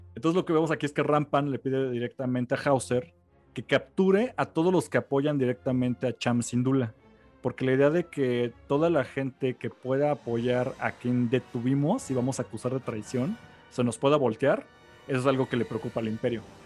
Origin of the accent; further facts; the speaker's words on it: Mexico City, Mexico; Pues porque somos de México